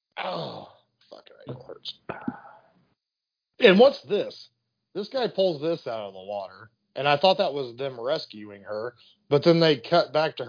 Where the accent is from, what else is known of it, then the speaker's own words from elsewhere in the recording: Southern Illinois, United States; I'm from Southern Illinois.